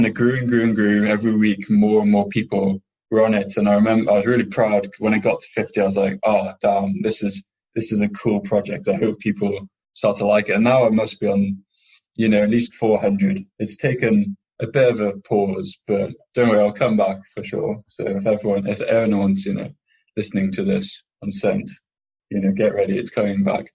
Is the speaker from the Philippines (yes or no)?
no; England, United Kingdom; I'm from England